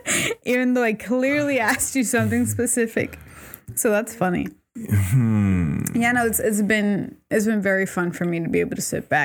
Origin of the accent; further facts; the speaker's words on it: Puerto Rico; Oh, you're from Puerto Rico. I'm from Puerto Rico, too.